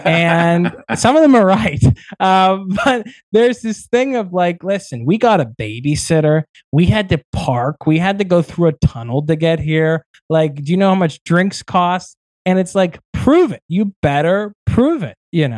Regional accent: Pittsburgh, Pennsylvania, United States; moved away as an adult; now in New York, United States; I also love Pittsburgh, my hometown, born and raised there. And I will be a Pittsburgher till I die at heart.

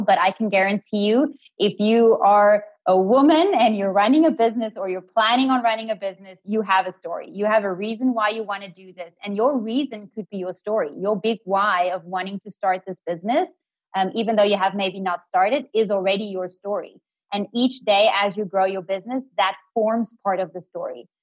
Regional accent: Cape Town, Western Cape, South Africa; I'm from Cape Town

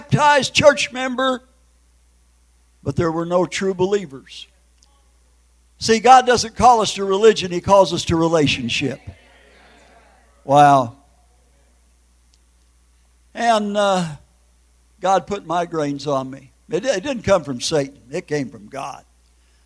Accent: Minneapolis, Minnesota, United States; moved away; I grew up in the Hennepin County Jail in Minneapolis, Minnesota

